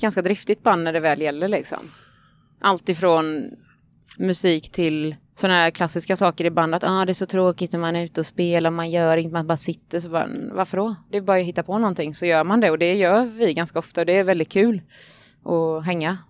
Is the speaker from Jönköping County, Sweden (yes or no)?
yes; Vetlanda, Jönköping County, Sweden; moved away as an adult; now in Gothenburg, Sweden; Jag kommer från Småland. Från, ja, jag vet inte var flytt, jag flyttade från Vetlanda flyttade jag ifrån, för jag hade precis gått ut gymnasiet då